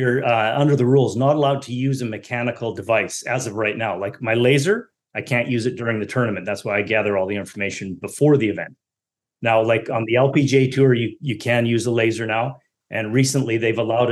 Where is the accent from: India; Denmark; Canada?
Canada; As being a Canadian, you know, you're forced to play hockey growing up